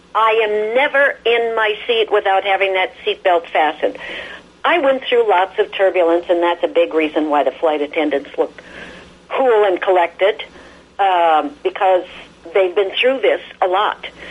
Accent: Midwest, United States; also born or lived in Chicago / California; I'm from the Midwest, lots of snow

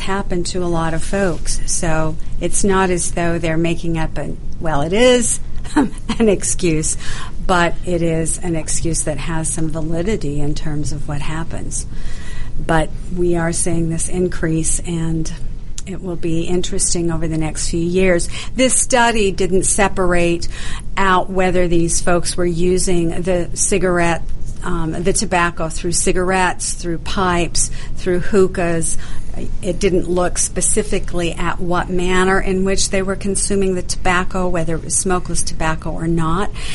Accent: Idaho, United States; moved away; also born or lived in Canada; I grew up in Idaho

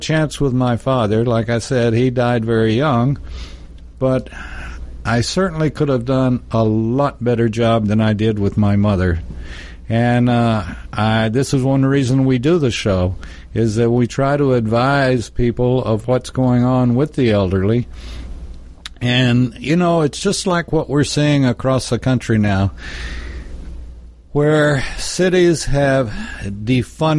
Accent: Texas, United States; I'm from Texas

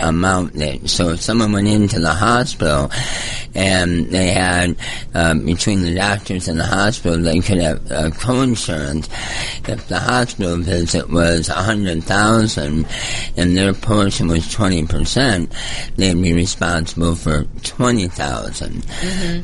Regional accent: Michigan, United States; moved away as an adult; also born or lived in California / Georgia; I grew up in Michigan, moved to California, got into pharmaceutical sales

